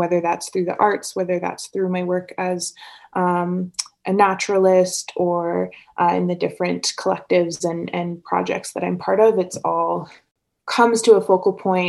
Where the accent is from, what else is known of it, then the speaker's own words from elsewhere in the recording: Calgary, Alberta, Canada; also born or lived in Victoria; I was born here on Treaty 7 land and spent a lot of time in nature and was privileged in that way to grow up camping and hiking